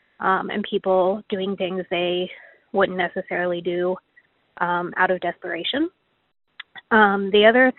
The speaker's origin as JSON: {"language": "English", "town": "Atlanta", "region": "Georgia", "country": "United States", "tie": "born or raised there", "said": "do live in Atlanta, in the city near East Atlanta Village, for those of you in Atlanta that want a reference point. I also grew up in the city near Little Five Points. So kind of all on the east side of the city."}